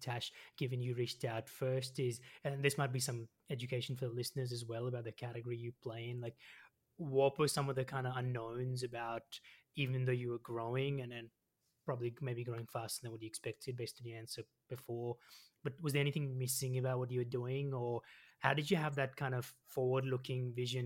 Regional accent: Melbourne, Victoria, Australia; now in Sydney, Australia; I grew up in Melbourne, so I grew up in the southeast in uh, Montana South, so I know Melbourne really well, and now I live in Sydney.

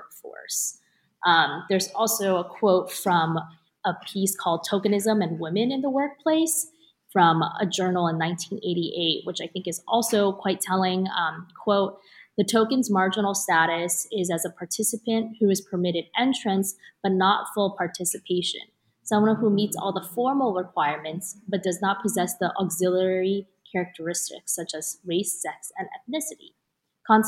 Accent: United States; I'm Chinese American

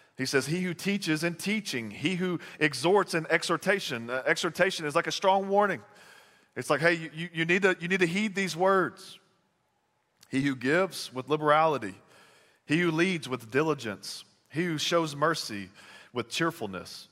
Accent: Texas, United States; moved away; I'm from Texas

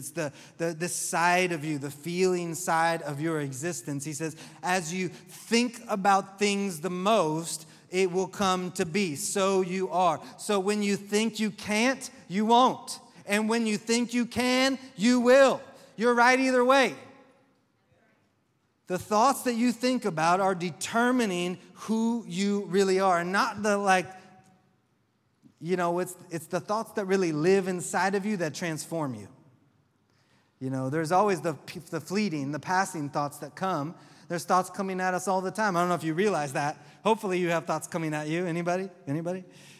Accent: the South, United States; I'm from the South, and that's just said with all my southernness.

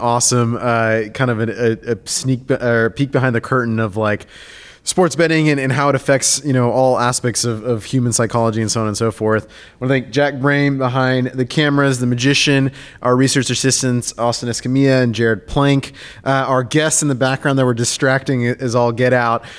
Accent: Argentina; I'm from Argentina, I grew up playing soccer

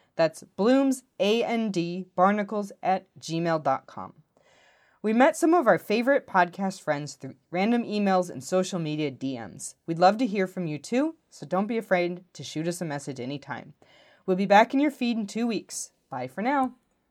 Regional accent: Chicago, Illinois, United States; now in Portland, United States; I come from Chicago, which is, like, we, we see architecture as such, like, an integral part of our heritage

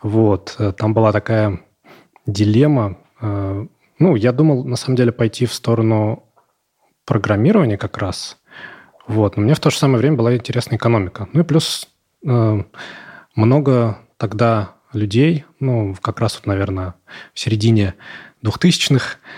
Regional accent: Ivanovo, Ivanovo Oblast, Russia; Но, в принципе, э, да, девушек у нас много.

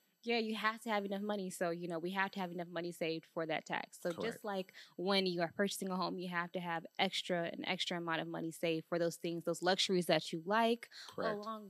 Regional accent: Detroit, Michigan, United States; We're from Detroit, so you got to be.

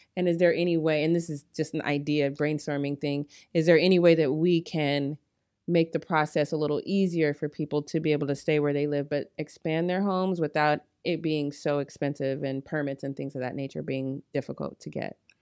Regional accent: Colorado, United States; now in Long Beach, United States; I'm from Colorado, so that's not very cold, but it's still kind of cold for us here in Long Beach.

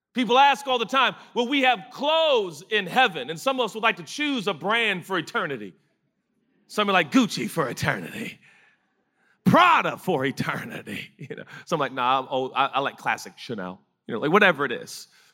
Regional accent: United States; we're American

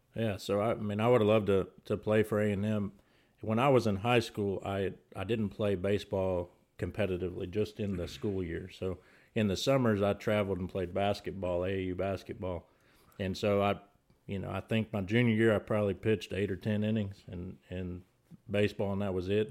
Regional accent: College Station, Texas, United States; now in Rockville; I was born and raised in Bryan College Station

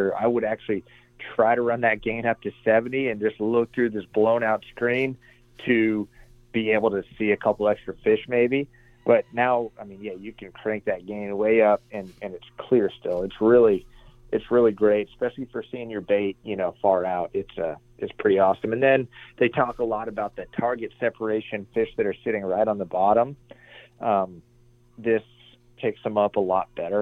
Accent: Arizona, United States; also born or lived in New Hampshire; I was born in New Hampshire. All my family is from New Hampshire, even a lot from Canada. But we moved out to Arizona when I was 8 years old.

